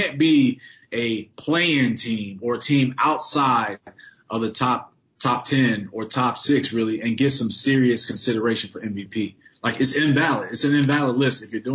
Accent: Chicago, Illinois, United States; as a Chicagoan

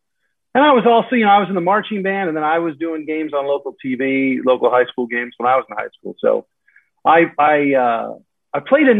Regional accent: Walnut Creek, California, United States; moved away as an adult; now in Nevada, United States; I grew up in Northern California, East Bay Area, Walnut Creek, California. And then my post-college exploration of things outside of broadcasting brought me to Southern California

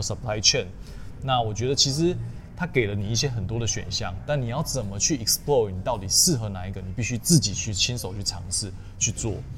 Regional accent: Tainan, southern Taiwan, Taiwan; 我是南部小孩，那我从小就是在，呃，南部长大，然后我是，呃，私立中学，长荣中学，然后后来去念台南一中

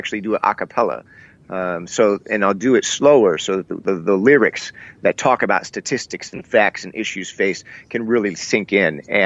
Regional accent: Iowa, United States; also born or lived in Seattle, Washington, United States; we relocated from Seattle to Iowa

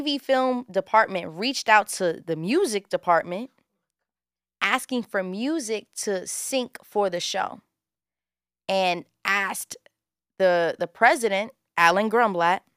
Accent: New York City, New York, United States; I'm born and raised in Bushwick, Brooklyn

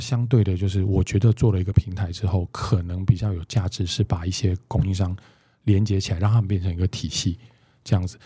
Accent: Taipei, Taiwan; 我是一个台北人

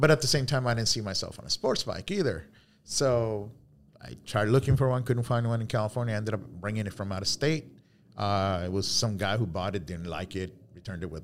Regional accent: Cali, Valle del Cauca, Colombia; moved away; Um, I'm originally from Cali, Colombia.

